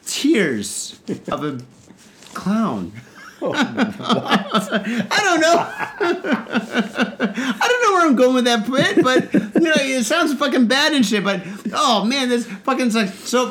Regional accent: Detroit, Michigan, United States; now in Japan; I grew up in Detroit.

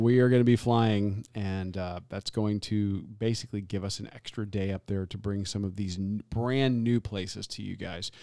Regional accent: Tampa, Florida, United States; being born and raised in Tampa

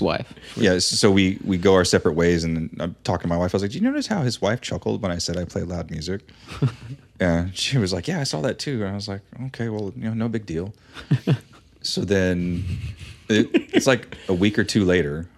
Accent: West Coast, United States; now in Dayton, United States; growing up on the West Coast

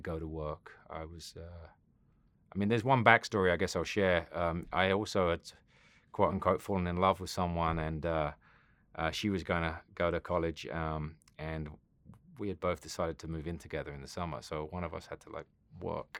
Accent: South West England, United Kingdom; moved away; I grew up in England. Um, Southwest England

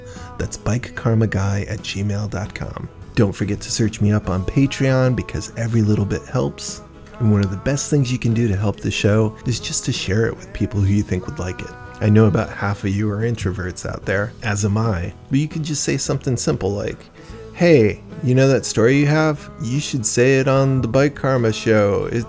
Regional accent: Wethersfield, Connecticut, United States; born or raised there

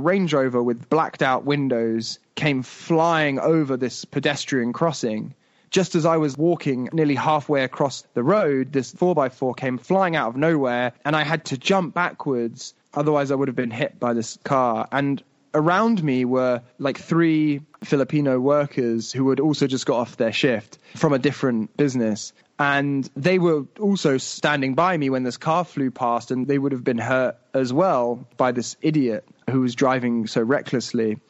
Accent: United Kingdom; moved away; also born or lived in Dubai; I'm white and I'm British

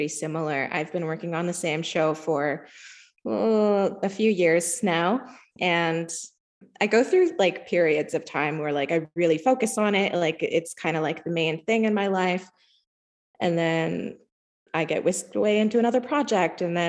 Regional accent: Walpole Island First Nation, Ontario, Canada; also born or lived in Toronto; I come from the Kedronong Territory, Walpole Island First Nation, but I spend a lot of time in Toronto

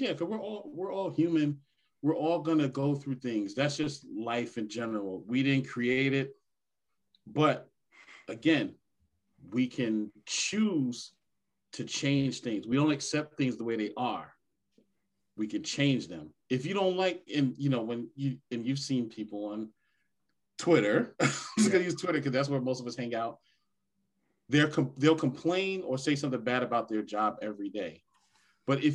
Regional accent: New York, United States; as a little kid, like growing up in New York with the Wall Street people

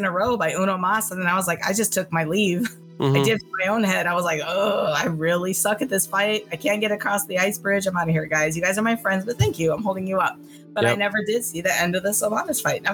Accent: San Diego, California, United States; moved away as an adult; now in Chicago, United States; I grew up in San Diego

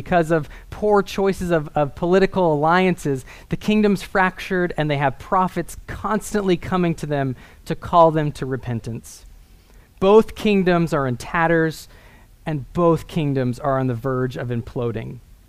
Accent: Northern California, United States; I grew up in Northern California in the Redwood Mountains

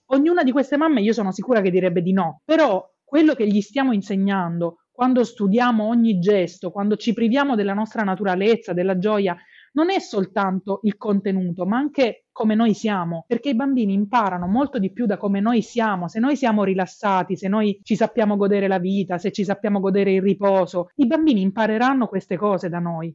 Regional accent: Apulia, Italy; nelle regioni del sud Italia, da cui io vengo perché io sono pugliese

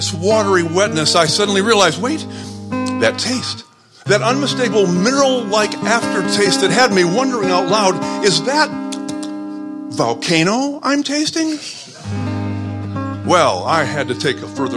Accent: Flint, Michigan, United States; moved away; I'm also a proud native of Flint, Michigan

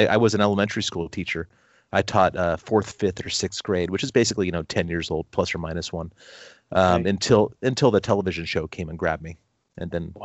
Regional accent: Long Beach, California, United States; I grew up in Long Beach, California

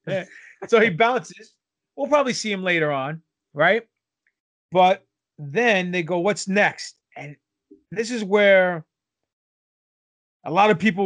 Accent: New York, United States; growing up in New York from the streets

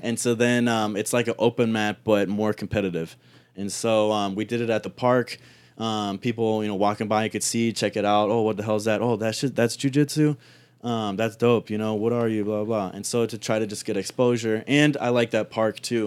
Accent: Cleveland, Ohio, United States; also born or lived in Toronto, Canada; I grew up in Cleveland

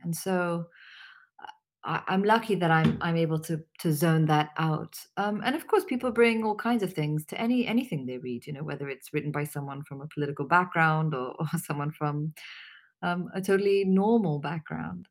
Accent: Pakistan; also born or lived in Syria / New York; I'm Pakistani

